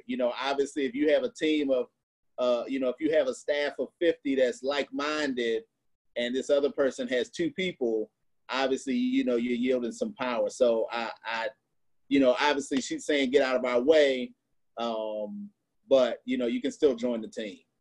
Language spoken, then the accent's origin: English; Missouri, United States; I grew up in Missouri